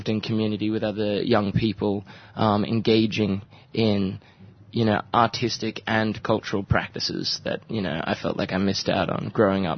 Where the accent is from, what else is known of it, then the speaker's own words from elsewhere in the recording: north of the Kimberley, Western Australia, Australia; I'm a Jabba Jabba man from up north of the Kimberleys